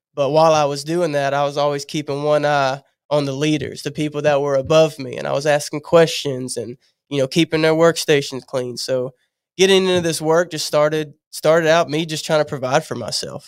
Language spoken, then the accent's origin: English; Louisiana, United States; moved away as an adult; I moved here, I'm from Louisiana